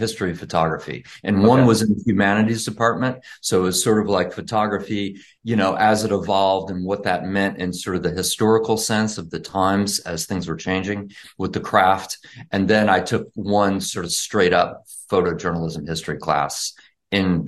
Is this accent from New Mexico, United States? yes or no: no; Dallas, Texas, United States; I grew up in Dallas